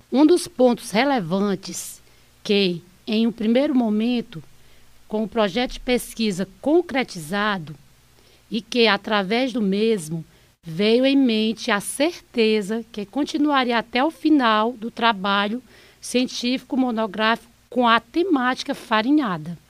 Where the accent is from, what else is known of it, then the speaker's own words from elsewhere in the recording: Brazil; Nasci, cresci, estou até hoje aqui no, no nosso querido distrito Sebastião de Abreu